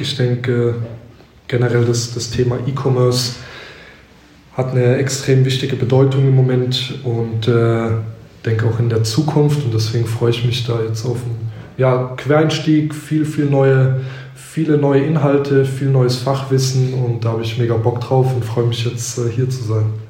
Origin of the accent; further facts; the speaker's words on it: near Heidelberg, Baden-Württemberg, Germany; also born or lived in Cologne; now in Mannheim, Germany; Ich komme ursprünglich aus der Nähe von Heidelberg